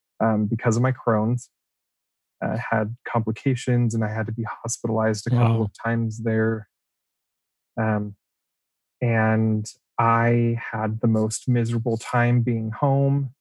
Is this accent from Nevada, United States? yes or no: yes; Las Vegas, Nevada, United States; I'm from Vegas